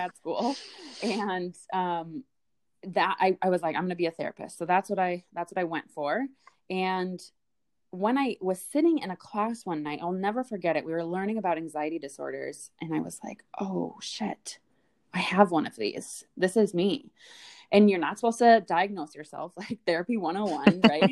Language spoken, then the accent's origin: English; Midwest, United States; born and raised in the Midwest